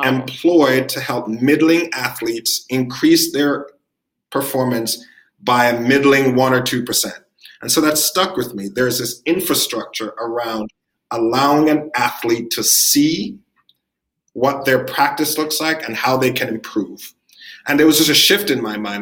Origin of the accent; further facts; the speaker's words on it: Jamaica; moved away; also born or lived in New York; I'm Jamaican. I was born in the Caribbean. I'm an immigrant. I came to New York.